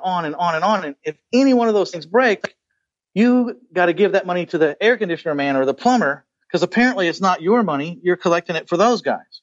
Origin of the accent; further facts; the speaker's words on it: San Antonio, Texas, United States; my hometown of San Antonio, Texas